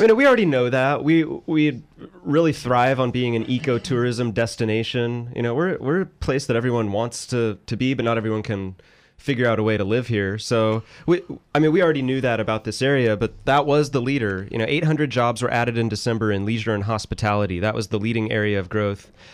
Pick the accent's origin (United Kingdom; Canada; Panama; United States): United States; Northern California; moved away; I'm from Northern California